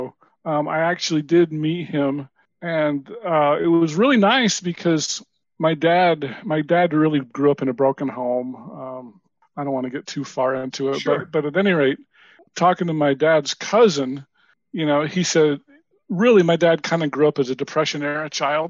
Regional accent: Utah, United States; also born or lived in New Hampshire / South Carolina; I grew up mostly in Utah. I lived about 4 years in New Hampshire

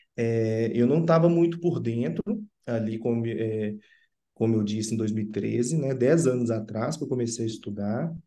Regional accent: Sabará, Minas Gerais, Brazil; also born or lived in Belo Horizonte; a minha cidade onde eu cresci é em Sabará, que fica na região metropolitana

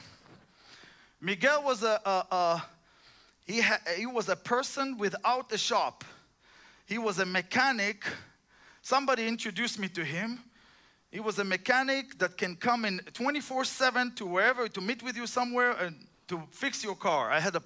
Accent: Israel; moved away; I'm just from Israel.

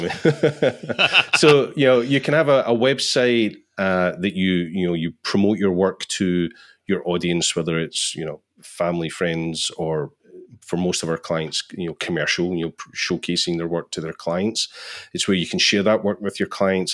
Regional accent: Scotland, United Kingdom; I'm from Scotland

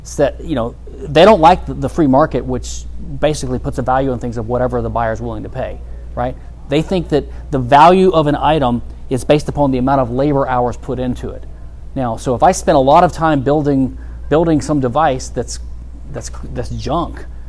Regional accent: Louisiana, United States; I'm from Louisiana

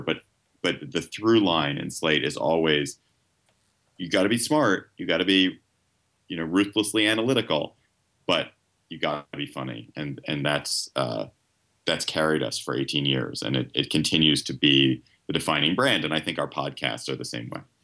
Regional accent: Washington, District of Columbia, United States; I grew up in Washington, and, and after college, came back to Washington

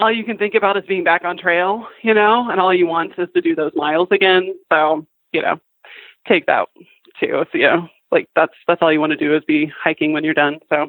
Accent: Minnesota, United States; My home, I grew up in Minnesota

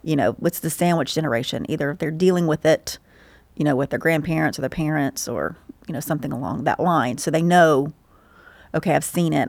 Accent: Stockbridge, Georgia, United States; I grew up in Stockbridge

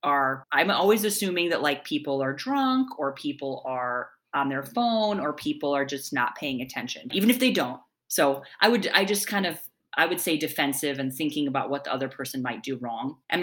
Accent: United States; now in Bihar, India; an American person living in India.

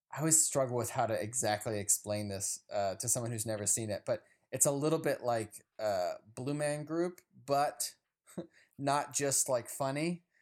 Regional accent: Chicago, Illinois, United States; I'm a percussionist from Chicago, Illinois

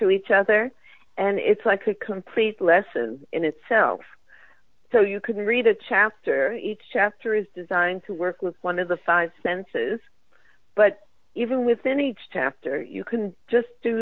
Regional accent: New York, United States; moved away as an adult; also born or lived in Florida; I moved back to New York because I'm from New York originally

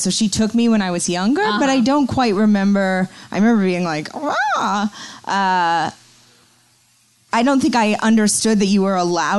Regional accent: Ogunquit, Maine, United States; Maine. But oh, not Maine. Agunquit, like north.

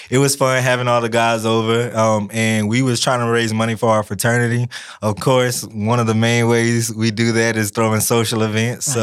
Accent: Georgia, United States; also born or lived in North Carolina / Texas / Missouri; now in Lafayette, United States; I'm a military kid. Um, so I was born in North Carolina, actually. Uh, shortly thereafter, moved to Texas, then Missouri, then Georgia

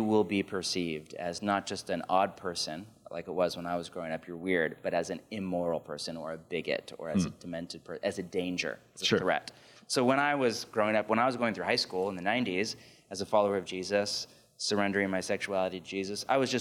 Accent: California, United States; I was growing up in California in the 80s and 90s

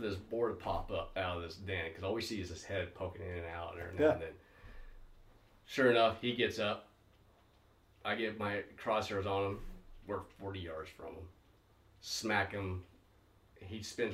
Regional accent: California, United States; as a Californian

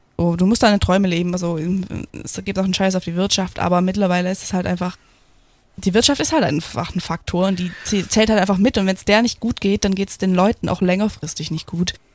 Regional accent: Germany; bei uns in Deutschland

